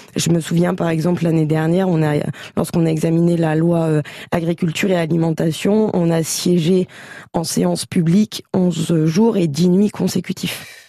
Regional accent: Châlons-en-Champagne, Grand Est, France; je suis née à Chalon et que je suis une grande amoureuse de ma ville

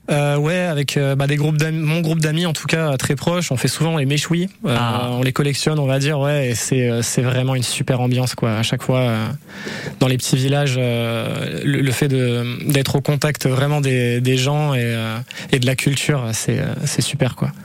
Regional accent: Dreux, Centre-Val de Loire, France; also born or lived in Basque Country; now in Ciboure, France; je suis né en Eure-et-Loire, donc à Dreux précisément

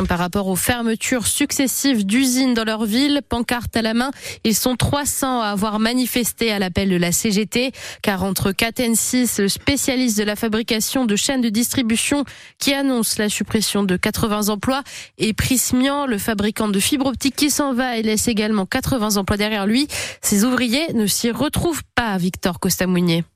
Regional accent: Calais, Hauts-de-France, France; Je suis née à Calais, donc de mes 57 ans

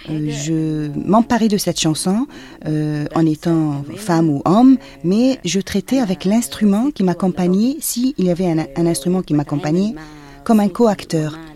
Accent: Alexandria, Alexandria Governorate, Egypt; French is a second language; moved away as an adult; now in Cairo, Egypt; j'ai quitté ma ville natale, Alexandrie, euh, pour le Caire

